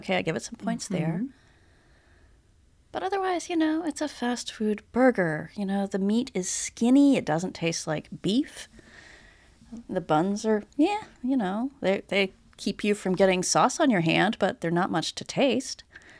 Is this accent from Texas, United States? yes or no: yes; Texas, United States; I'm a Texan.